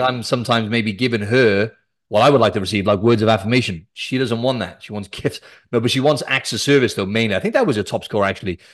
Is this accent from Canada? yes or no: no; Cardiff, Wales, United Kingdom; I'm from Wales, South Wales. I'm from the capital Cardiff